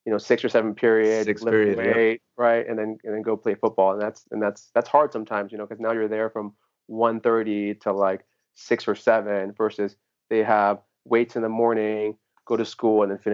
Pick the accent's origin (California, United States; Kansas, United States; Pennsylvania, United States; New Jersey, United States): California, United States; Riverside; I am from Southern California. So inland, which is, you know, where I live